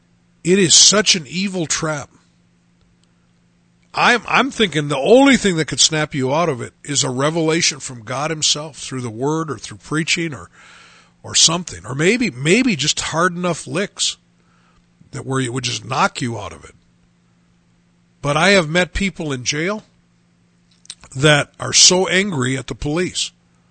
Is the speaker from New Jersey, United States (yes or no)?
no; Chicago, Illinois, United States; just because I'm from Chicago, I got the really long sentence.